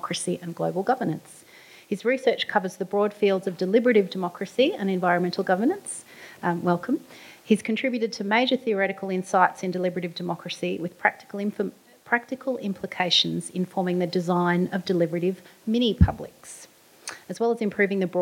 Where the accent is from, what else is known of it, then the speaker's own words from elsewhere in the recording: Queensland, Australia; my home state of Queensland